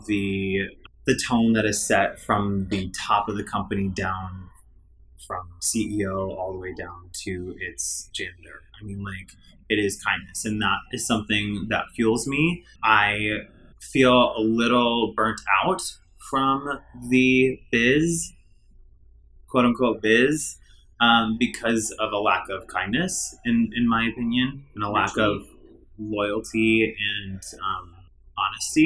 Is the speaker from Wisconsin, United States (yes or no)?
yes; Wisconsin, United States; I'm from Wisconsin